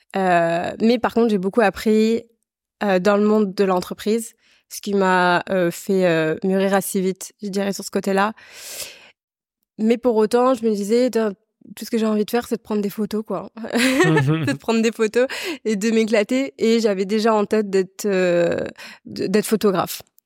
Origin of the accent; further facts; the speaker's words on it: La Rochelle, Nouvelle-Aquitaine, France; also born or lived in Vendée; je viens de La Rochelle, bord de mer. et en fait, j'ai j'ai grandi entre la Vendée et la Rochelle précisément.